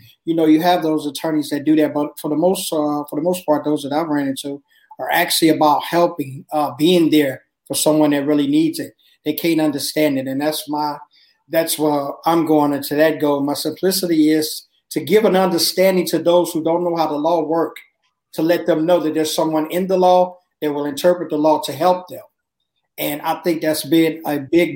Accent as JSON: {"language": "English", "town": "Chicago", "region": "Illinois", "country": "United States", "tie": "born or raised there", "said": "I grew up in Chicago"}